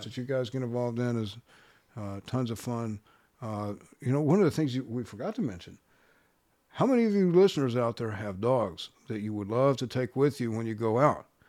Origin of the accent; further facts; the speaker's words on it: Texas, United States; also born or lived in San Diego; now in Austin, United States; born and raised in Texas